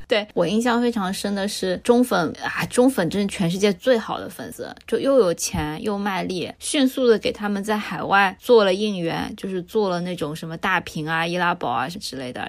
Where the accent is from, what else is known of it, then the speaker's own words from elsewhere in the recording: China; 我作为一个中国人看不懂的